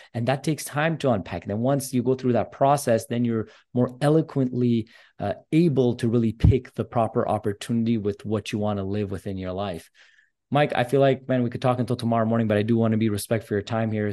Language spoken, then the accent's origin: English; Montreal, Quebec, Canada; I'm actually Armenian descent, and I'm from Canada as well, from Montreal